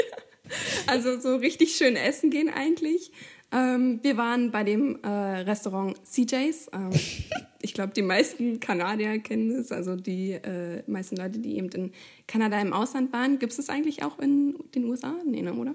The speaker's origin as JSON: {"language": "German", "country": "Germany", "said": "wir kommen ja beide offensichtlich aus Deutschland"}